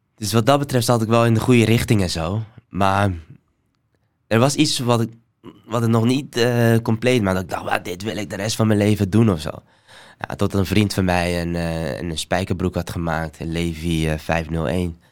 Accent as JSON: {"language": "Dutch", "country": "Somalia", "tie": "born or raised there", "moved": "yes", "lives_now": "Netherlands", "said": "ik ben geboren in Somalië"}